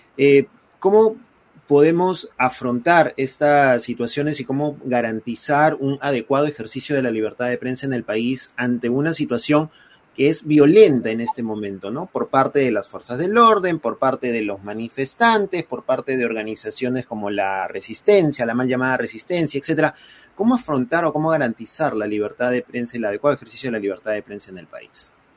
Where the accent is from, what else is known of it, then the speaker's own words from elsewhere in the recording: Peru; todos somos peruanos y que viva el Perú